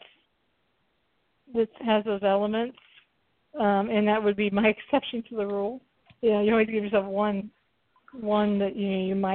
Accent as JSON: {"language": "English", "region": "the South", "country": "United States", "tie": "born or raised there", "said": "I grew up in the South"}